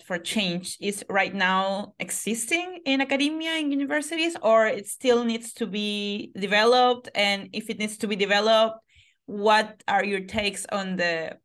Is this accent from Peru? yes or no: yes; Peru; I come from Peru